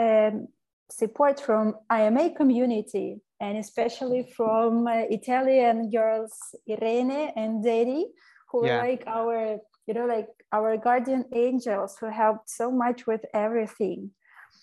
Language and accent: English; Ukraine; moved away as an adult; now in Spain; I am coming from Ukraine